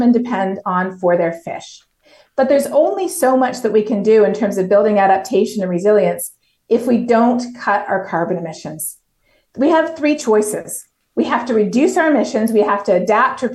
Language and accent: English; Toronto, Ontario, Canada; moved away as an adult; now in Texas, United States; I'm from Toronto. I grew up in an incredible multicultural city